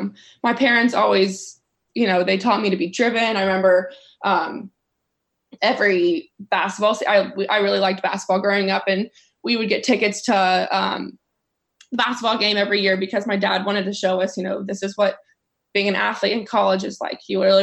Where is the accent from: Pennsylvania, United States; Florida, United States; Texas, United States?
Texas, United States; like I said, I grew up in West Texas, and my coach, Trey Hayes there.